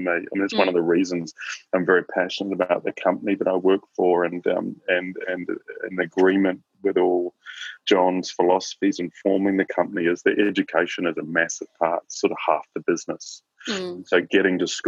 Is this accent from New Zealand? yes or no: yes; Christchurch, Canterbury, New Zealand; also born or lived in Auckland; I grew up in Christchurch in New Zealand